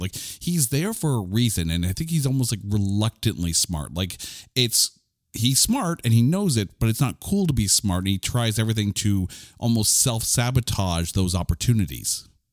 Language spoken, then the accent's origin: English; Canada; I'm a Canadian.